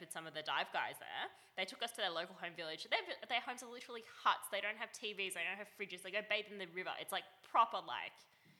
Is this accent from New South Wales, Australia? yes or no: no; Melbourne, Victoria, Australia; now in Sydney, Australia; I grew up in Melbourne